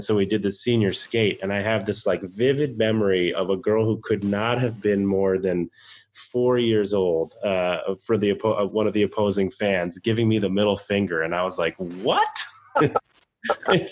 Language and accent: English; Hanover, New Hampshire, United States; my last season playing at the public high school where I grew up in Hanover